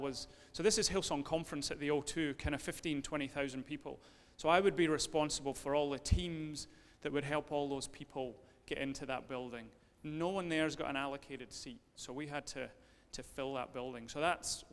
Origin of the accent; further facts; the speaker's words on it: Dunblane, Scotland, United Kingdom; moved away as an adult; also born or lived in London; I grew up in Dunblane.